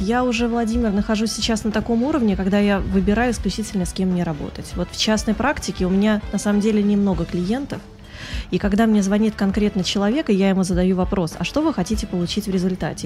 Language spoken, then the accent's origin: Russian; Saint Petersburg, Russia; moved away as an adult; now in Moscow, Russia; я сама петербурженка